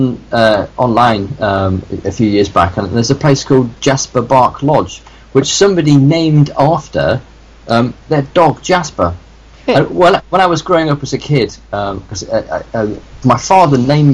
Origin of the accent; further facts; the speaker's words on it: the north of England, United Kingdom; I grew up in the north of England